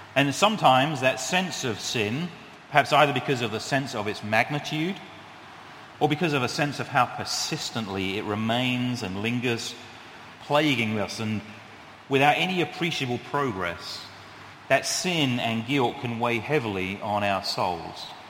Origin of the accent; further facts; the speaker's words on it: United Kingdom; now in New England, United States; I am British